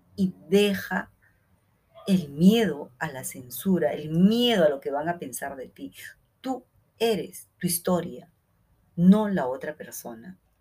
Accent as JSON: {"language": "Spanish", "country": "Peru", "said": "en Perú, en mi país"}